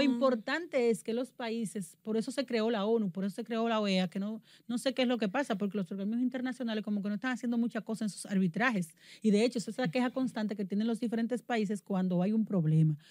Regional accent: Dominican Republic; Yo soy muy dominicana

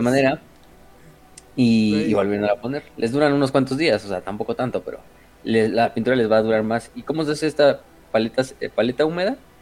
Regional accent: Mexico; somos mexicanos

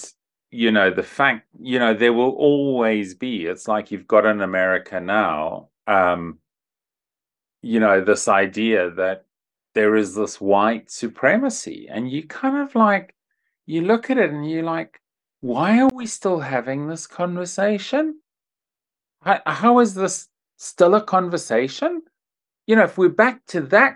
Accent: Zimbabwe; growing up in Zimbabwe

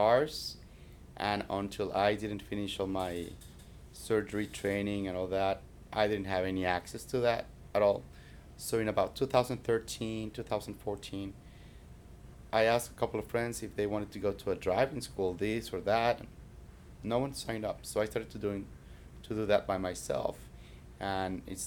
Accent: Mexico City, Mexico; English is a second language; moved away as an adult; also born or lived in Toronto, Canada / Texas / Puerto Rico; now in Florida, United States; Born and raised in Mexico City

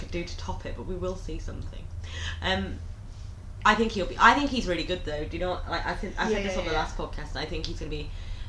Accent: Lincolnshire, East Midlands, United Kingdom; We're both from Lincolnshire.

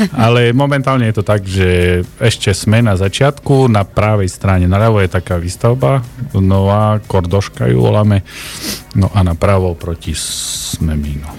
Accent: Lackovce, Prešov Region, Slovakia; keď som chodil pešo z Gimka domov, tak to trvalo 25 minút

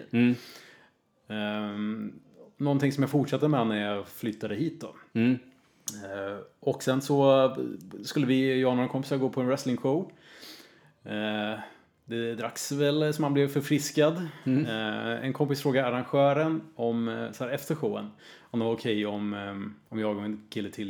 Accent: Örebro, Örebro County, Sweden; Ja, precis. Från början.

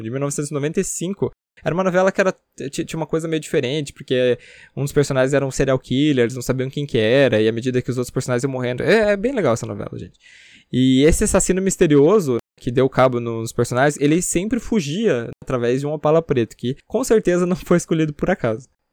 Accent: Paranaguá, Paraná, Brazil; na minha cidade natal, Paranaguá

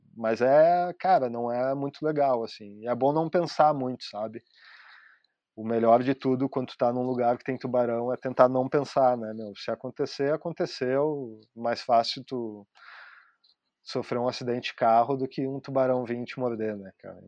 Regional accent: Torres, Rio Grande do Sul, Brazil; moved away as an adult; now in Portugal; Em Torres, onde eu, onde eu me criei

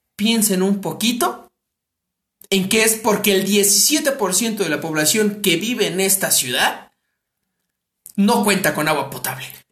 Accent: Mexico City, Mexico; somos de la Ciudad de México

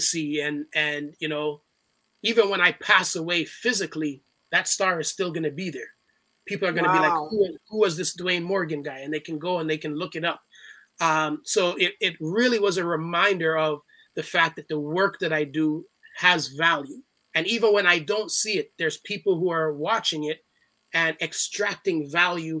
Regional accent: Toronto, Ontario, Canada; growing up in Scarborough

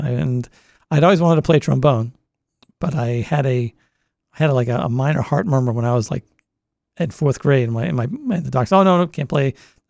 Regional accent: Boston, Massachusetts, United States; accent: Boston; moved away as an adult; now in Delaware, United States; growing up in the Boston area

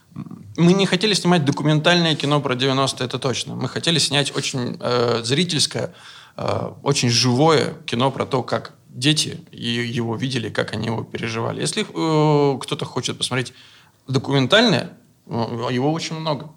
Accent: Veliky Novgorod, Novgorod Oblast, Russia; он тоже, как и я, из Великого Новгорода. И мы писали изначально про свое детство, про Новгород

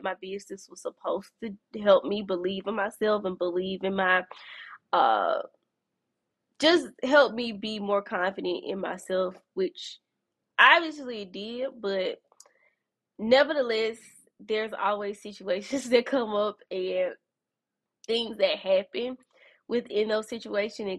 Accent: Birmingham, Alabama, United States; here in my hometown, Birmingham, Alabama

